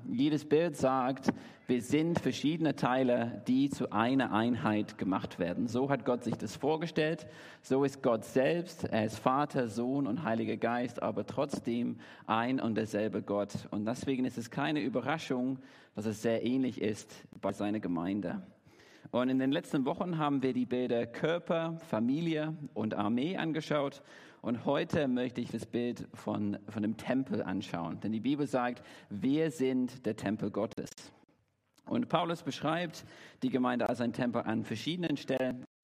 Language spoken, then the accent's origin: German; Derby, East Midlands, United Kingdom; German is a second language; now in Dresden, Germany; Ich komme ursprünglich aus Derby in England, wohne jetzt in Deutschland seit elf Jahren, bin hier in Dresden seit drei